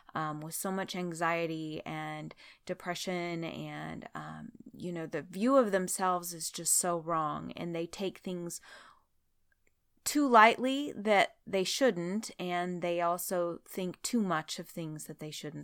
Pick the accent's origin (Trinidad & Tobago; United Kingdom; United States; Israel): United States; Oregon; moved away; I'm from Oregon